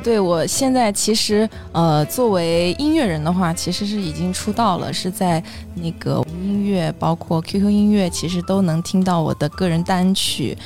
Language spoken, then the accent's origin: Chinese; Shandong, China; now in Hangzhou, China; 我是山东人，现在在杭州